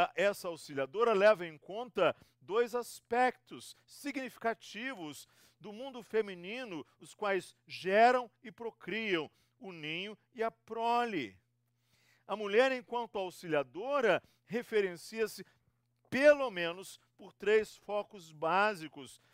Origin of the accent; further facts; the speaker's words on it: Rio de Janeiro, Brazil; also born or lived in Espírito Santo; now in São Paulo, Brazil; Eu sou fluminense, tenho uma, eh, sou do estado do Rio